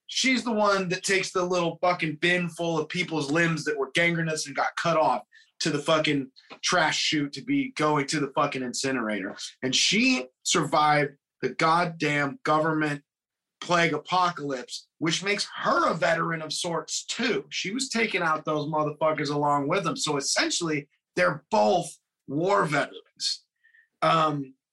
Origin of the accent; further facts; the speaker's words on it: United States; I'm American